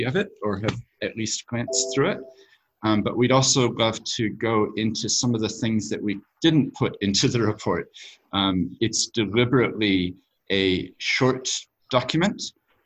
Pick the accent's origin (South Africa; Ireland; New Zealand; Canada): New Zealand; also born or lived in United States / Tokyo, Japan / London, United Kingdom / Sydney, Australia; my accent. So I have parents who were from America, but we moved to New Zealand when I was 7 years old